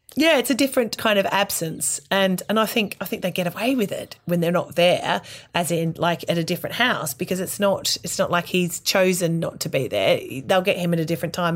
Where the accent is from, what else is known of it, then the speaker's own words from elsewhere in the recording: Australia; moved away; as an Australian